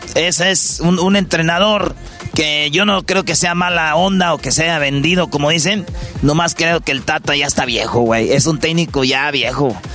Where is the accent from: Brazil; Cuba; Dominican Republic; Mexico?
Mexico; somos mexicanos